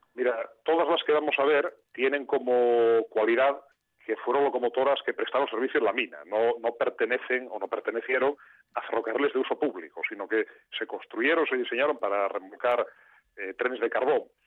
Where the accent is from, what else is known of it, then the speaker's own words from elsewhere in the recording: Mieres, Asturias, Spain; yo soy de Mieres, he crecido pues, al lado de esas, de esas locomotoras